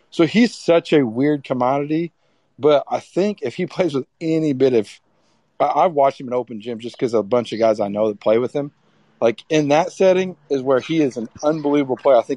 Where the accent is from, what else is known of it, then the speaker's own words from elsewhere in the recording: Evansville, Indiana, United States; I'm from Evansville. Went to the same high school.